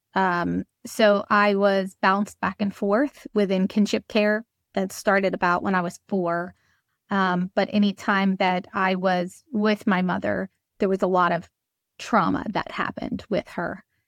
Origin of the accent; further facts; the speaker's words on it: Trenton, New Jersey, United States; I'm from Trenton, New Jersey